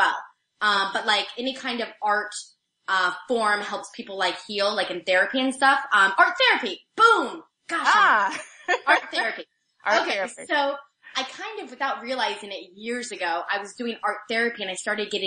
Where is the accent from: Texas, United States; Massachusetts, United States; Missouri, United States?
Missouri, United States; moved away; I'm from Missouri, so we say roof, but I say roof because I've learned.